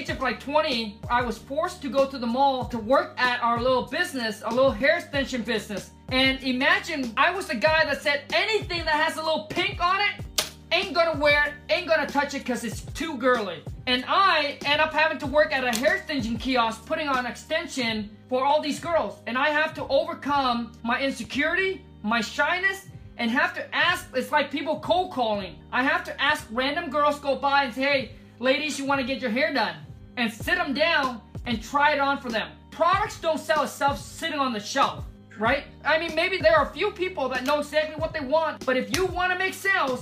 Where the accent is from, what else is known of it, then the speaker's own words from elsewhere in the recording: Vietnam; English is a second language; moved away; I was born in Vietnam, grew up in a mud hut.